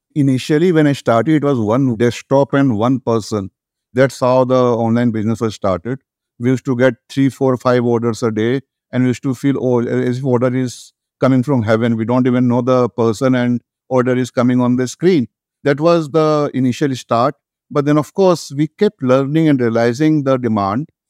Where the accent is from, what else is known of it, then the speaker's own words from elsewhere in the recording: Kolkata, West Bengal, India; moved away as an adult; now in Delhi, India; I was a graduate from Kolkata